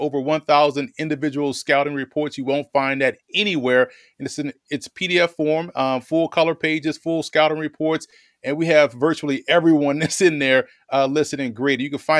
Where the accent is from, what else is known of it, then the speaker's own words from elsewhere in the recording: New Orleans, Louisiana, United States; The thing is, I'm from New Orleans, so people, if the longer you hear me talk, the accent will come out, right?